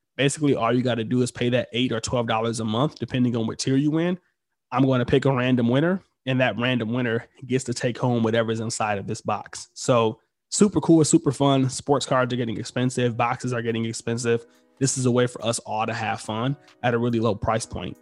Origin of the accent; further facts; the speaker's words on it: Detroit, Michigan, United States; I'm from Detroit